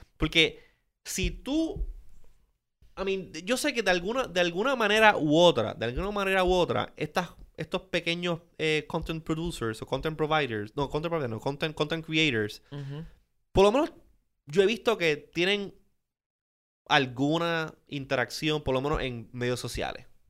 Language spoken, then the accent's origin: Spanish; Puerto Rico; Puerto Rico es, estamos, O sea, somos parte de la Unión Americana